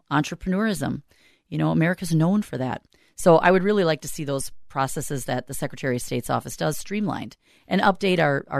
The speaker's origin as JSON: {"language": "English", "town": "South St. Paul", "region": "Minnesota", "country": "United States", "tie": "born or raised there", "said": "I'm from South St. Paul originally. I grew up in South St. Paul, born and raised. My whole family graduated from South St. Paul. And I moved out of South St. Paul. I haven't lived there since I graduated."}